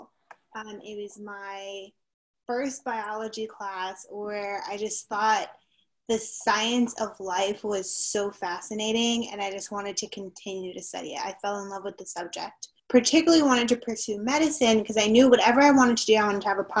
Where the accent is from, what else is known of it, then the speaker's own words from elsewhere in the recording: Miami, Florida, United States; moved away as an adult; also born or lived in Connecticut; now in North Carolina, United States; I'm from Miami, Florida, born and raised